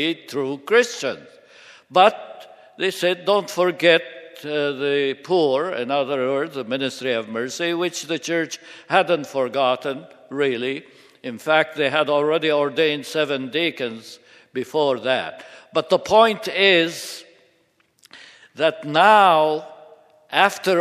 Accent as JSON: {"language": "English", "town": "Seleucia", "region": "Hatay", "country": "Turkey", "tie": "born or raised there", "said": "Seleucia, which happens to be my birthplace"}